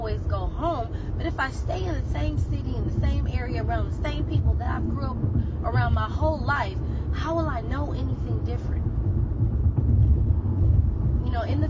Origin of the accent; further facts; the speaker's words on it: California, United States; I'm a California girl. I was born and raised in California